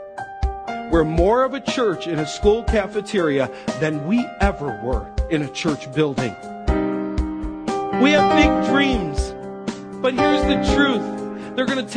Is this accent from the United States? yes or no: yes; Western New York, United States; moved away; I grew up in Western New York